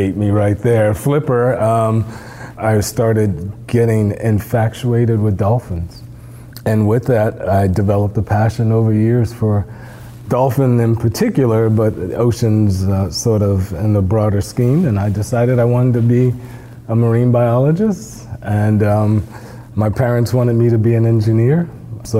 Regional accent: New Jersey, United States; I grew up in New Jersey

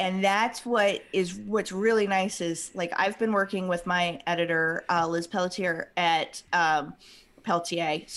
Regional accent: Western Nebraska, United States; moved away; also born or lived in East Coast; So I grew up in Western Nebraska

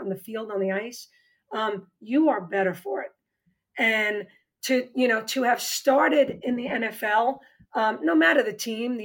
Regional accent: New York, United States; accent: New York; moved away

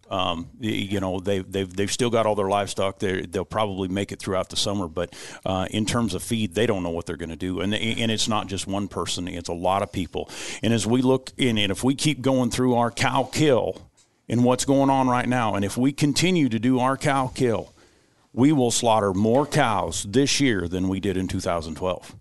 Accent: United States; as Americans

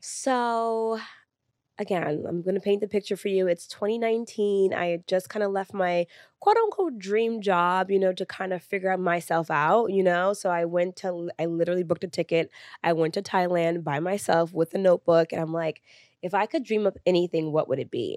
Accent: New York City, New York, United States; I'm first generation Sunni Lee's American, born and raised in New York City

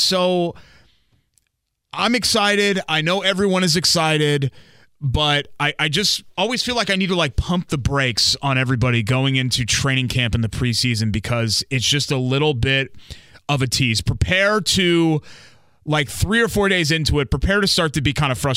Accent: Connecticut, United States; moved away as an adult; now in Indiana, United States; I grew up in Connecticut on the kind of closer to New York side of things, but technically a New England state

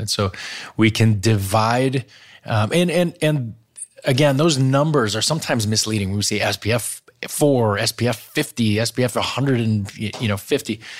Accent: Wisconsin, United States; I grew up in Wisconsin

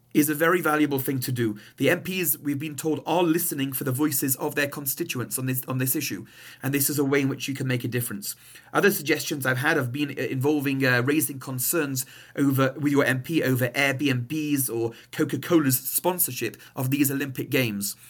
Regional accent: England, United Kingdom; now in Montreal, Canada; my accent is not Canadian, uh, I'm from England

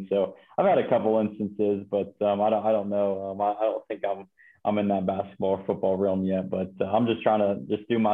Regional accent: Ohio, United States; we got pretty close growing up in Ohio.

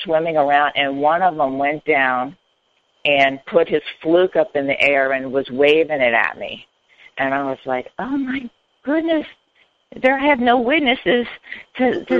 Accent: Hollywood, Florida, United States; moved away; also born or lived in Miami, Florida / North Carolina; I was born and raised in South Florida in Miami, and then kind of grew up in Hollywood, Florida.

